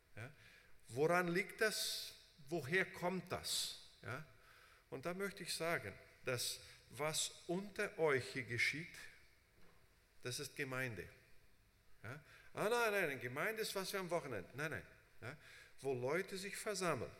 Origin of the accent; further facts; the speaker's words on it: Brazil; moved away as an adult; also born or lived in United States; ich bin in Brasilien aufgewachsen